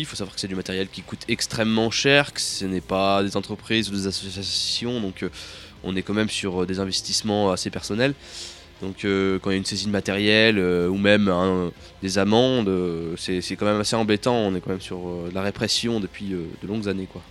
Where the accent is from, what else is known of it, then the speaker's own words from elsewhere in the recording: Grenoble, Auvergne-Rhône-Alpes, France; je viens de Grenoble